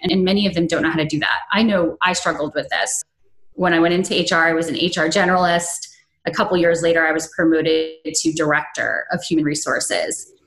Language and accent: English; upstate New York, United States; moved away as an adult; also born or lived in Maryland; I had moved from my hometown of upstate New York to Maryland